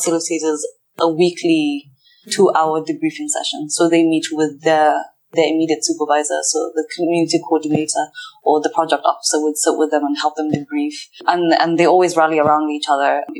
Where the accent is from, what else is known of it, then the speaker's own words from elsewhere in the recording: Kenya; moved away; I'm Somali Kenyan, so I don't identify with Somalis from Somalia. I identify as Kenyan.